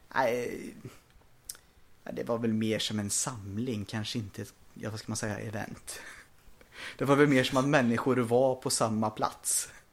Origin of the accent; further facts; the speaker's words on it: Sweden; vi är svenskar